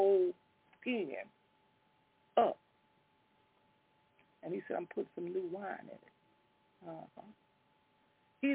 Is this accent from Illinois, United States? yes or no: yes; Chicago, Illinois, United States; I grew up on Walnut over by Garfield Park. I lived over there all my life till in my mid-late 30s